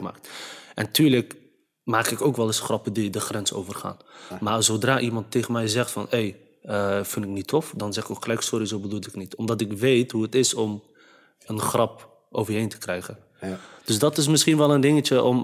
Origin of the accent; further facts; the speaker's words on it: Netherlands; vanuit de Nederlandse cultuur waarin ik ben opgegroeid, via school en eh, omgeving